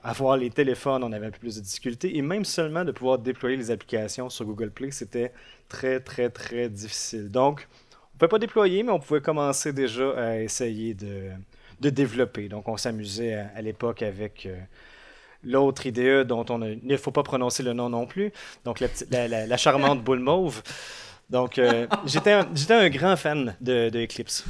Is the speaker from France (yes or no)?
no; Montreal region, Quebec, Canada; je suis un développeur Android de, la région de Montréal, au Québec